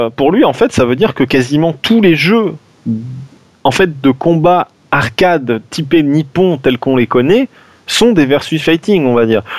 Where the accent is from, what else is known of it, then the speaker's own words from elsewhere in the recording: France; on est des Français